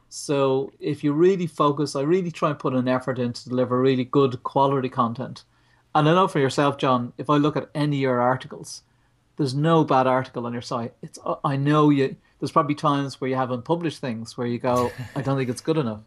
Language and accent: English; Ireland; We're Irish